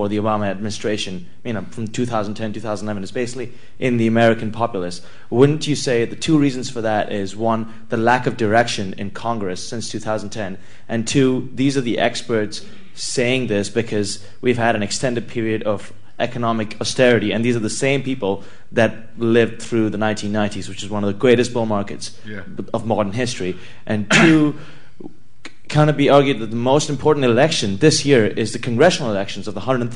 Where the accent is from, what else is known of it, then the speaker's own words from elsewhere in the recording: Dubai, United Arab Emirates; I'm from Dubai